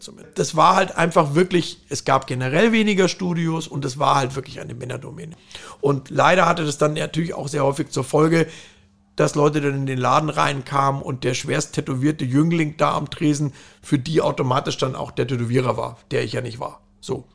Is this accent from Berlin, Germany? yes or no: no; Fürstenfeldbruck, Bavaria, Germany; also born or lived in Saarland; now in Hamburg, Germany; aufgewachsen bin ich dann in Bayern, was letztendlich in der Nähe von München